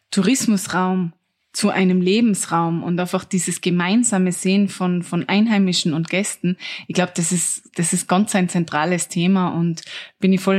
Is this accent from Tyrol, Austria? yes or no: yes; Tyrol, Austria; Ich bin ja selber aus dem Zillertal, eine der tourismusintensivsten Regionen überhaupt.